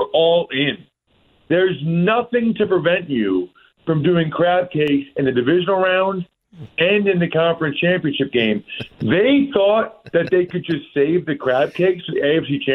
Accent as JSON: {"language": "English", "town": "Reading", "region": "Pennsylvania", "country": "United States", "tie": "born or raised there", "said": "my hometown of Reading, Pennsylvania"}